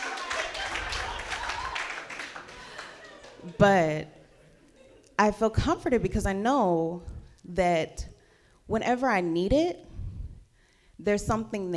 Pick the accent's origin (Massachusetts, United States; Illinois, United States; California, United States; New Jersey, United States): California, United States; Stockton; I'm from Stockton, California